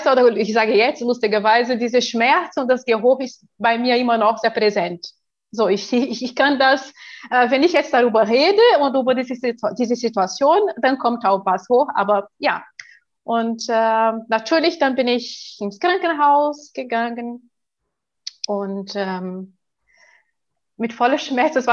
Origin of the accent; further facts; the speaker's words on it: Brazil; German is a second language; als ich neun Jahre alt äh, war, in Brasilien, ich bin ja Brasilianerin